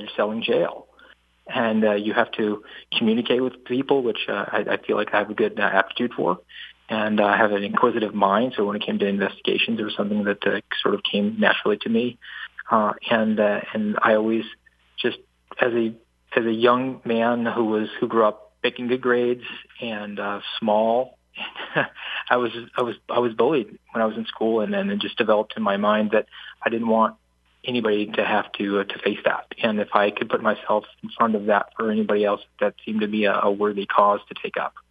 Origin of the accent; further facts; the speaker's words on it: Savannah, Georgia, United States; also born or lived in New Jersey; My family moved to Savannah, so I was I was born uh, in New Jersey, but uh, Savannah is my home. That's where I spent the majority of my childhood and upbringing.